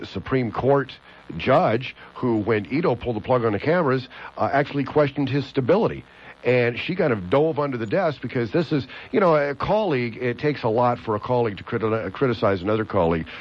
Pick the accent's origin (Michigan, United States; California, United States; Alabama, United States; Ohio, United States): California, United States; Los Angeles; moved away; I was from California